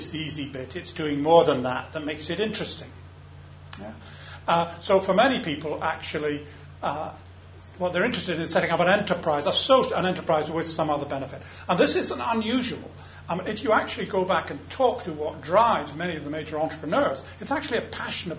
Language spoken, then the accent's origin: English; Scotland, United Kingdom; I'm a Scot